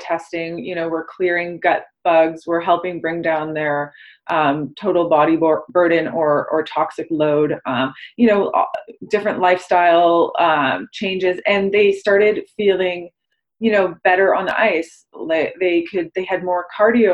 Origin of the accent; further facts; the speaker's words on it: Toronto, Ontario, Canada; I'm from Toronto